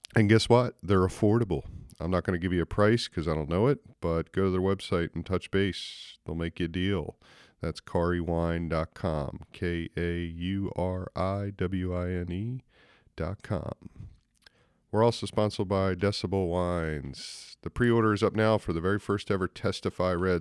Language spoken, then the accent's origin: English; United States; accent: American; my American accent